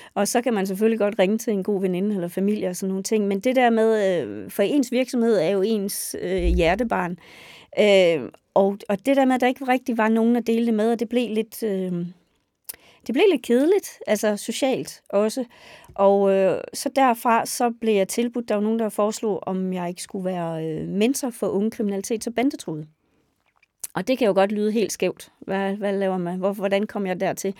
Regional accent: West Jutland, Central Denmark Region, Denmark; moved away; also born or lived in Roskilde; Jeg er født og opvokset på en gård i Vestjylland

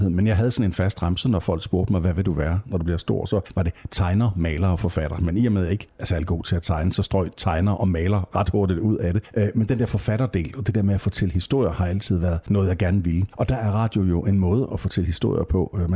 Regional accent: Jutland, Denmark; Altså dels er jeg virkelig meget fra Jylland, hvad det der angår.

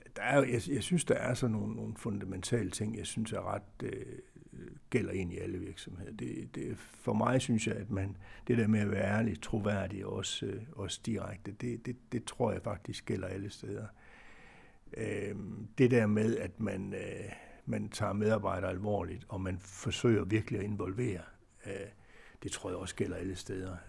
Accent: Aarhus, Central Denmark Region, Denmark; Jeg er jo øh, jeg er Aarhus-dreng, eller Brabrand-dreng, om man vil

